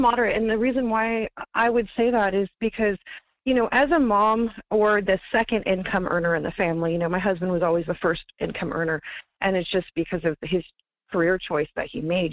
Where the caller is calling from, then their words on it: Wasilla, Alaska, United States; calling from Wasilla.